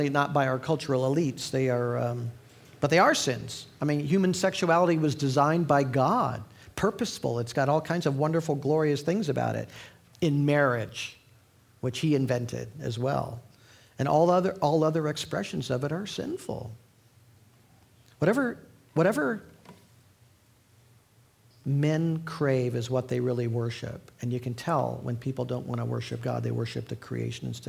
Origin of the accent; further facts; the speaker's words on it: Indiana, United States; my home state of Indiana